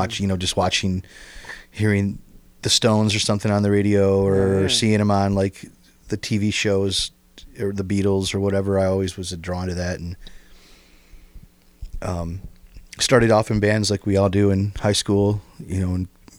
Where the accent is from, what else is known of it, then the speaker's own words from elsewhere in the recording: Toledo, Ohio, United States; I grew up in West Toledo. Oh, and went to West Side. Went to Longfellow's, went to DeVoe Junior High, start high school, and then went to the University of Toledo.